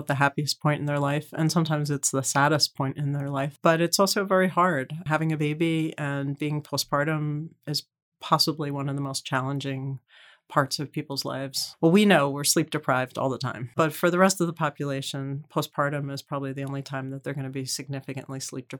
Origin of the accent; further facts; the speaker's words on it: Philadelphia, Pennsylvania, United States; moved away as an adult; also born or lived in Baltimore; now in New York, United States; I grew up in Philadelphia and then went to college and outside of Baltimore, and then eventually moved to New York to actually work first as an actuary.